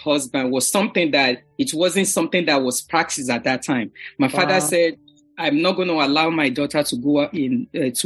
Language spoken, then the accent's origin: English; Lagos, Nigeria; moved away as an adult; now in New York, United States; I was born and raised in Lagos and lived with my parents during the formative years